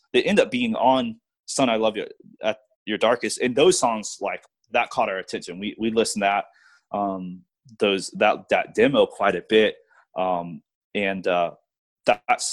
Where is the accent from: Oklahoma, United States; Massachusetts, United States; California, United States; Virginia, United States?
Virginia, United States; also born or lived in Louisiana; I moved to Virginia from Louisiana in middle school